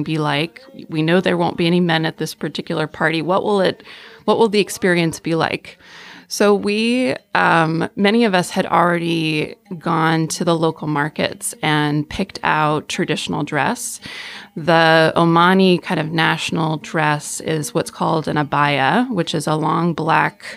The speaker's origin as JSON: {"language": "English", "town": "Georgetown", "region": "Texas", "country": "United States", "said": "I am from Georgetown, Texas, which is just north of Austin."}